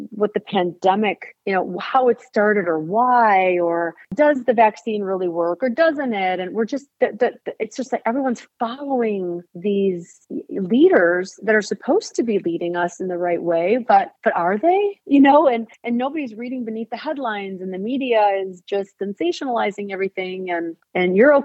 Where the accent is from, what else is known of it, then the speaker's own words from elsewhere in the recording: Saginaw, Michigan, United States; now in Clarkston, United States; I'm from Saginaw, Michigan, which is a small town.